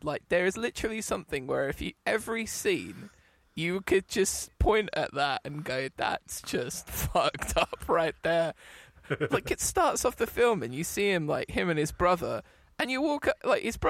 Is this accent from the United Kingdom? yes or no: yes; England, United Kingdom